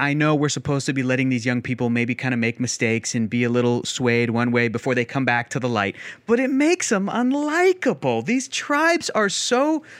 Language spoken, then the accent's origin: English; the South, United States; I was raised in the South, and we have manners, Yana.